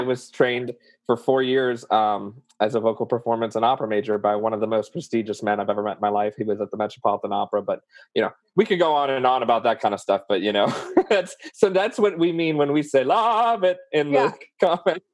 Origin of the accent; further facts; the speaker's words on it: New Orleans, Louisiana, United States; accent: southern; I'm from New Orleans